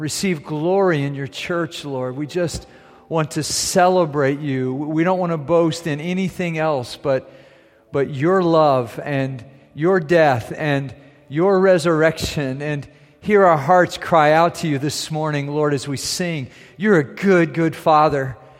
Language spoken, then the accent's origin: English; Germany; Growing up in Germany, I was in little villages, I was in medium-sized towns, I was in big cities, and they all have those.